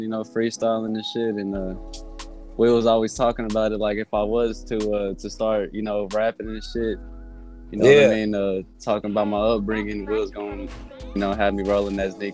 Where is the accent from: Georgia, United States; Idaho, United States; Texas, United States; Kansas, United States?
Kansas, United States; Kansas City; I was born, you know, KCK. I was living in KCK all my life, went to high school, you know, in Kansas City, Kansas, all the way.